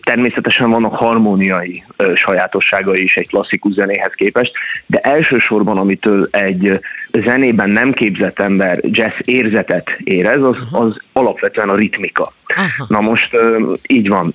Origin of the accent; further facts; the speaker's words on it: Hungary; ahol én nőttem föl magyarként